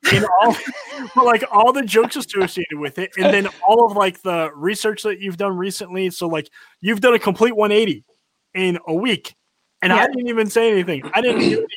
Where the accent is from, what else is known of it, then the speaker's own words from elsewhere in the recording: North Carolina, United States; I grew up in North Carolina. We don't have liberals here